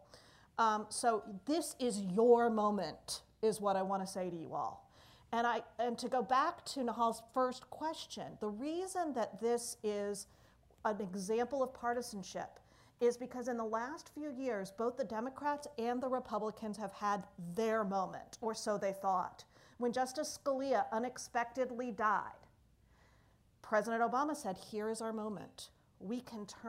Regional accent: Pennsylvania, United States; I'm from Pennsylvania

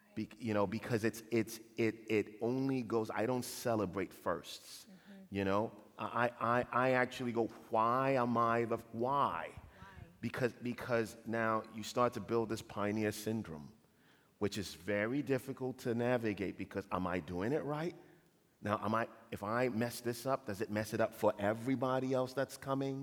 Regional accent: Ghana; moved away; also born or lived in Kent, Ohio; I was born and raised in Ghana

